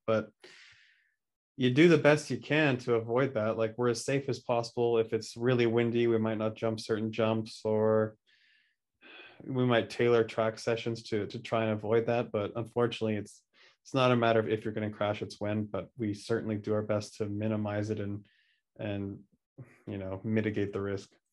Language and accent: English; just outside Vancouver, BC, British Columbia, Canada; where I grew up just outside Vancouver, B C, Canada.